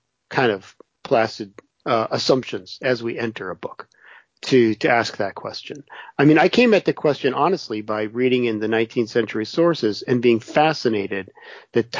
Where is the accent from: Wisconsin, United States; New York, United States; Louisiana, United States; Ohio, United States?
Wisconsin, United States; I was born and raised in Wisconsin.